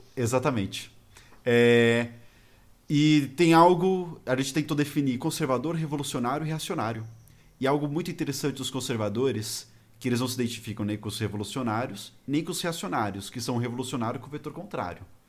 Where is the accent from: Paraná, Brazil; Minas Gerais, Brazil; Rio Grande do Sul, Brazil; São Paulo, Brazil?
São Paulo, Brazil; eu sou de São Paulo